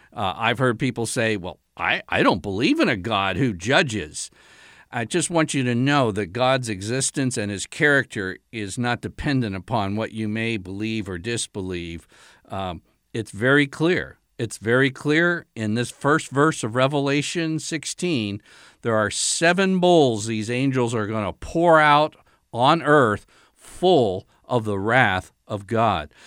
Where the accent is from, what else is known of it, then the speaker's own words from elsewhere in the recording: United States; being an American